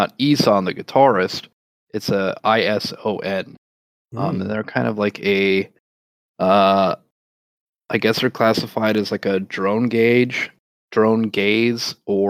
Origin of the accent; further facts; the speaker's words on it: United States; growing up in the United States